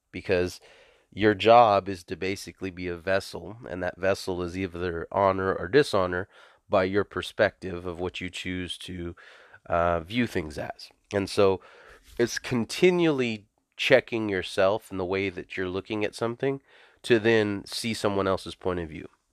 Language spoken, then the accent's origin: English; the South, United States; also born or lived in California; I come from the South.